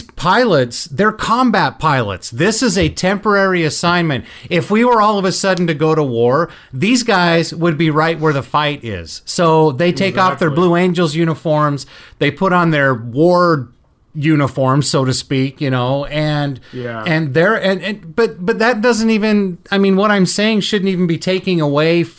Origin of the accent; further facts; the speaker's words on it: United States; we're here from the United States. I'm sure you could tell from our accents.